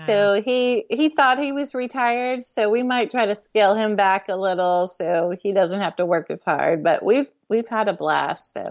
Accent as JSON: {"language": "English", "town": "Houston", "region": "Texas", "country": "United States", "tie": "born or raised there", "said": "we grew up in Houston"}